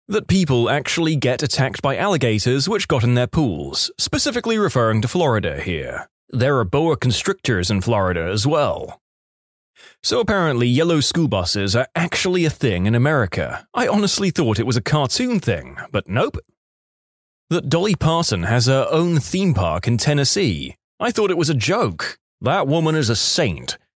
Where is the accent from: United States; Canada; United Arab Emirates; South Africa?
Canada; Quebec; I'm from Quebec, and when we went down to Boston for a school trip, I sneezed in public and heard two or three people say, Bless you.